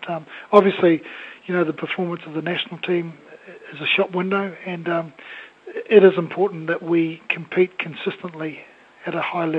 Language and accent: English; Gisborne, New Zealand; from a young lad growing up in Gisborne